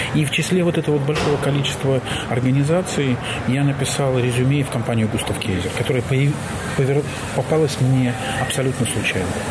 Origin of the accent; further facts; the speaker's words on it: Belarus; moved away as an adult; now in Germany; в той стране, в которой я родился и жил, а я белорус